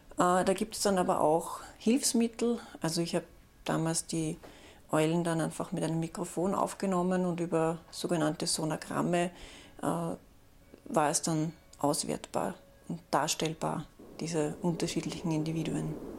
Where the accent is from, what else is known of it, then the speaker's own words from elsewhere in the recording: Austria; bei uns in Österreich